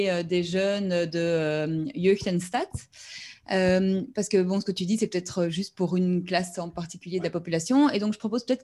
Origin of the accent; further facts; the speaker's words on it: Brussels, Belgium; Et ben, chez nous, à Bruxelles, on va dire 80% ils, ont pas euh, roulent en voiture.